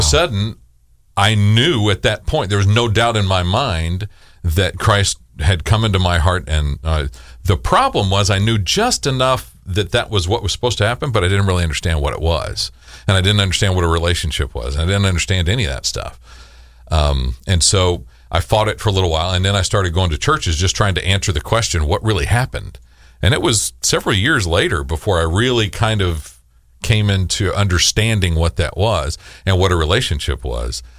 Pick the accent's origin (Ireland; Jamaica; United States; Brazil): United States; El Paso, Texas; moved away; she won't claim me as being from Texas 'cause I'm from El Paso